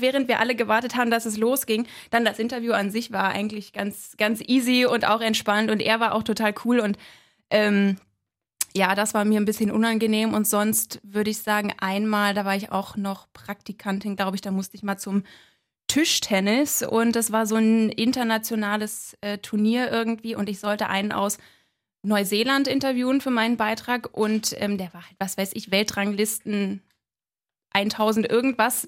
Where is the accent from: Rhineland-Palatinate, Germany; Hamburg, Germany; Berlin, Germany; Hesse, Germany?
Berlin, Germany; ich bin in Köpenick geboren